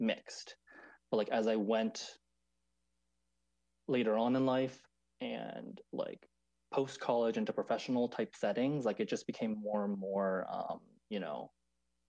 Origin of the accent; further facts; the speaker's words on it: Maryland, United States; now in New York, United States; I'm a second generation Taiwanese American, and I grew up in Maryland, right outside of DC